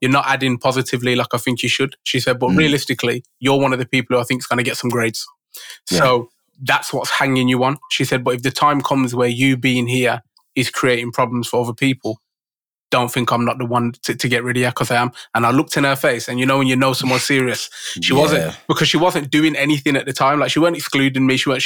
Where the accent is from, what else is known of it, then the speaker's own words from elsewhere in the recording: Birmingham, West Midlands, United Kingdom; I was a grime MC because I grew up in Birmingham